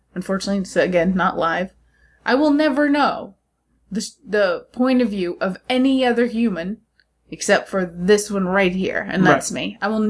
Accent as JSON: {"language": "English", "country": "United States", "said": "I don't represent all Americans, but I can probably say most schools we don't learn about Gallipoli."}